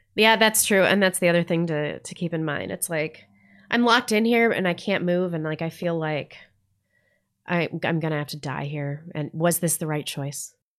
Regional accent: Missouri, United States; now in North Idaho, United States; I grew up in Missouri

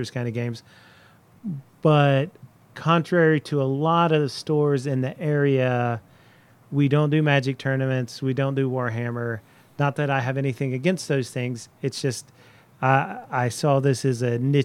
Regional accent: Cincinnati, Ohio, United States; I'm from Cincinnati

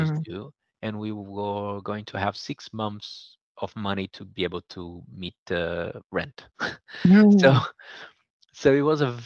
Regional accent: Brazil; moved away; I was growing up in Brazil

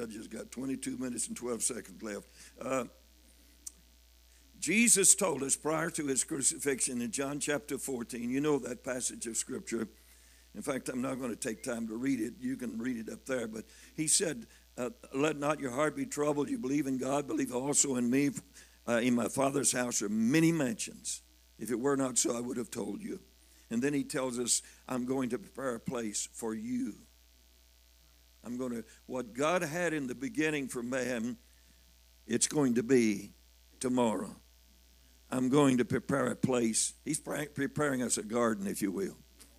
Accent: Missouri, United States; I'm from Missouri. I am stubborn. I got to be shown.

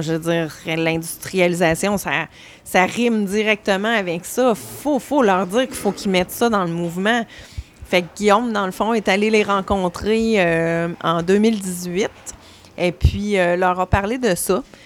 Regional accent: Saint-Georges, Quebec, Canada; je viens de Saint-Georges-de-Beauce

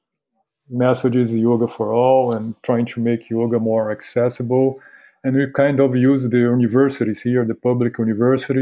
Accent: Rio de Janeiro, Brazil; accent: Carioca; English is a second language; moved away as an adult; now in Recife, Brazil; I'm from Rio de Janeiro originally, but I work here

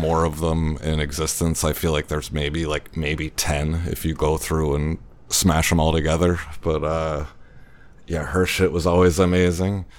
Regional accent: Baltimore, Maryland, United States; moved away; I grew up in Baltimore

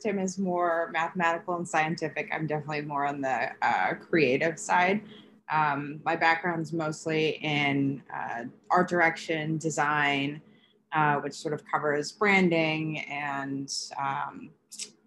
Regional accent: Bay Area, California, United States; moved away as an adult; also born or lived in New York City; now in Chicago, United States; I'm originally from the Bay Area in California. I grew up just north of San Francisco.

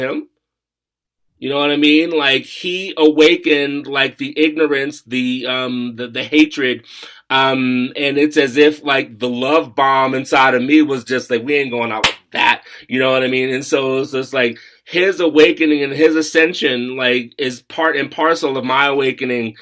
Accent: United States; moved away; also born or lived in Colorado; I'm from Washington. I was living in Colorado at the time

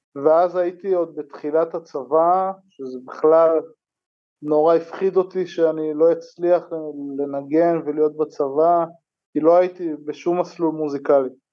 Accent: Ein Harod, Northern District, Israel; אני מקיבוץ עין חרוד

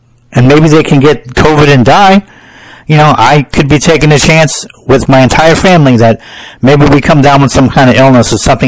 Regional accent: United States; I'm an American

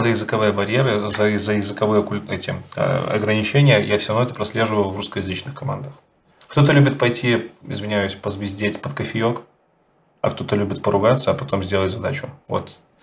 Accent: Belarus; Я как белорус

